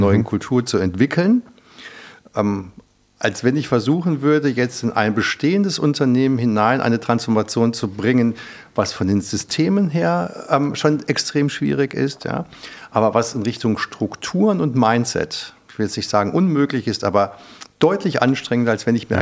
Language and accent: German; Germany; ich bin ja Europäer, ich bin ja auch Deutscher